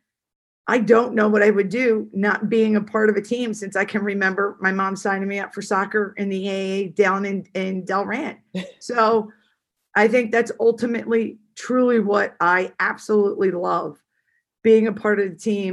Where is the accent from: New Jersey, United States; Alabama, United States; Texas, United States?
New Jersey, United States; I'm from South Jersey